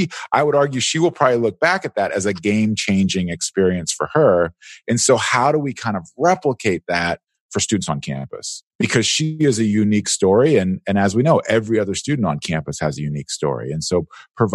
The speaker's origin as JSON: {"language": "English", "town": "San Diego", "region": "California", "country": "United States", "tie": "born or raised there", "said": "I grew up in San Diego"}